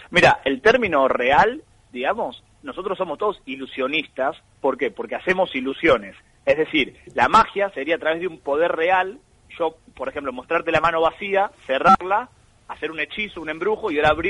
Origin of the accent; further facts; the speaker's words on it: Buenos Aires Province, Argentina; Andar en Buenos Aires, porque yo soy de Buenos Aires, no de capital.